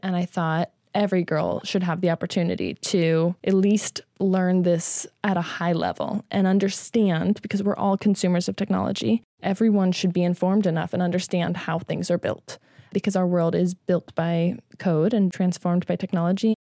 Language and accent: English; Midwest, United States; I grew up in the Midwest